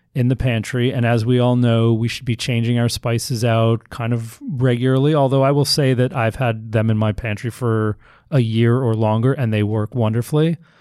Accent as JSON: {"language": "English", "region": "New York", "country": "United States", "said": "I'm a New Yorker"}